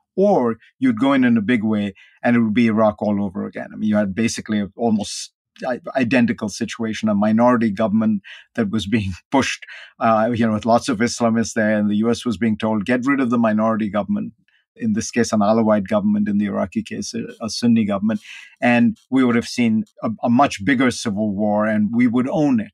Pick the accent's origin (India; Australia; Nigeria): India; now in United States; I grew up in India